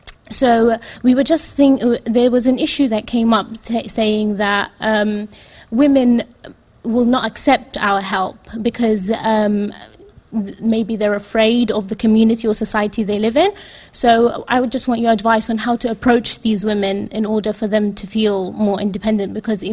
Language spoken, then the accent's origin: English; Yemen; moved away; I'm from Yemen, by the way